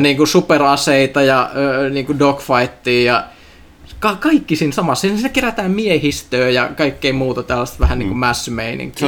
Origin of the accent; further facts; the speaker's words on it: Finland; kun mä olin pieni Suomessa